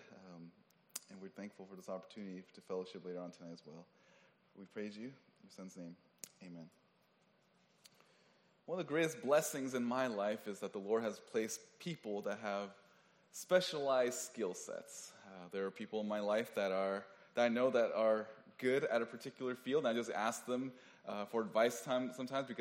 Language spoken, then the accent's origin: English; Oakland, California, United States; I'm from Oakland